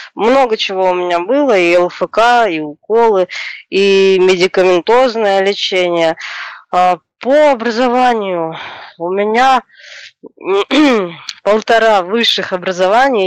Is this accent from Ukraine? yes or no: no; Chișinău, Moldova; moved away as an adult; now in Moscow, Russia; я родилась, э, в СССР. А, в одной из страны бывших СССР, Республика Молдова, город Кишинев. Сейчас живу в России, уже семь лет живу в Москве.